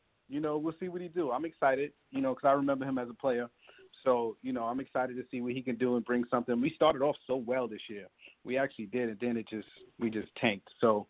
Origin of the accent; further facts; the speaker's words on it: New York, United States; I wear the Yankee hat because I grew up with it in New York, and it's the fashion statement.